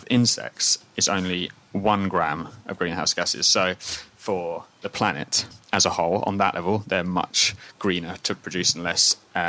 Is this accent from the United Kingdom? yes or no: yes; Scotland, United Kingdom; Being originally Scottish, that's perfectly acceptable for me.